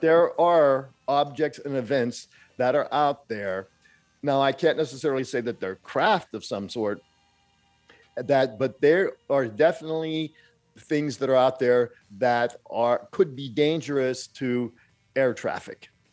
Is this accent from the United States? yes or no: yes; Pittsburgh, Pennsylvania, United States; growing up in Pittsburgh